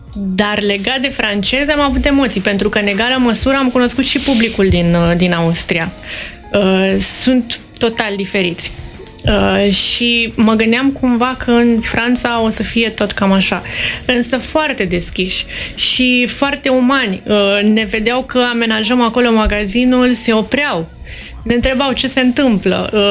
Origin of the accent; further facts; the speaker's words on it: Romania; suntem români, pentru că plecăm din România